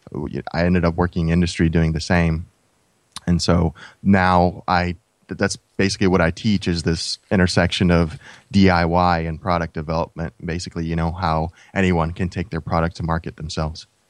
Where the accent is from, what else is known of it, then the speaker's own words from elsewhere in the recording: United States; when we were growing up in the States